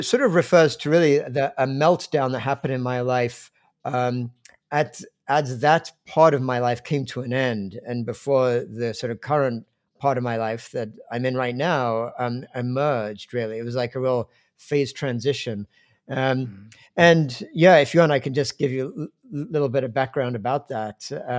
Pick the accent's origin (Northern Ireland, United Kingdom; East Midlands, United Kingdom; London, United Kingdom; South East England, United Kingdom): London, United Kingdom; Because I grew up in England, in fact, in the suburbs of London